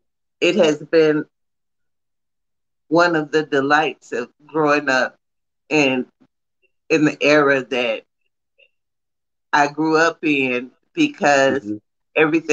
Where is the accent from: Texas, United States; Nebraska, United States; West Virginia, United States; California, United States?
Texas, United States; I'm from Texas.